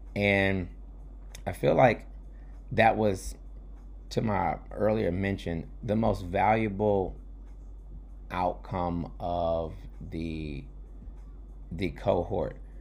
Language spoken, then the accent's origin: English; New York, United States; I'm, I'm a New Yorker, not in D C or Baltimore